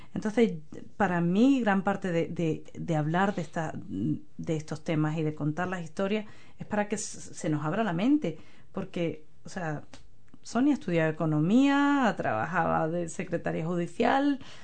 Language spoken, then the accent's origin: Spanish; Spain; now in New Zealand; desde que yo me fui de España